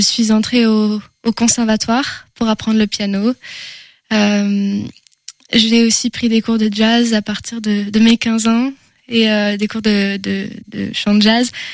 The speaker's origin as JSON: {"language": "French", "town": "Angers", "region": "Pays de la Loire", "country": "France", "tie": "born or raised there", "first_language": "French", "said": "je suis une angevine déjà. Je peux, je peux commencer par là. Je suis née à Angers. J'ai grandi dans une famille de musiciens."}